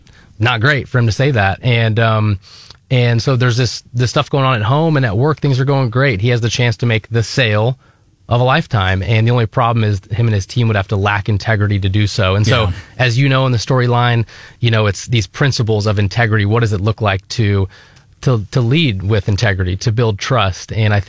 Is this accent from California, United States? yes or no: no; Naperville, Illinois, United States; moved away as an adult; also born or lived in Springfield, Illinois; now in Columbia, United States; So I grew up in Naperville, Illinois.